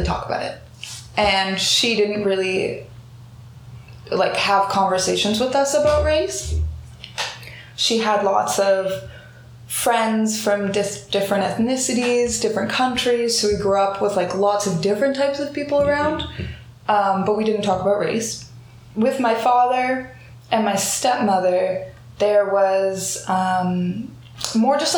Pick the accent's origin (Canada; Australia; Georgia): Canada; Vancouver, British Columbia; as black girls growing up in Vancouver, myself and my little sister